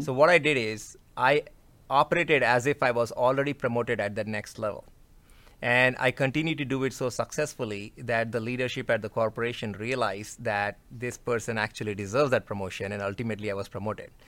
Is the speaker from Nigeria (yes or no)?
no; India; moved away as an adult; now in United States; I come from India, culture-wise, as it relates to working with my colleagues in India is relatively easy